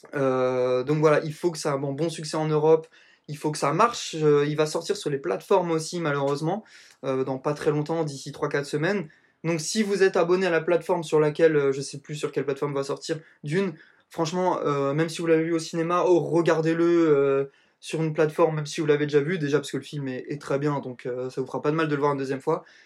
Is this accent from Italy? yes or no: yes; Italy; je suis italien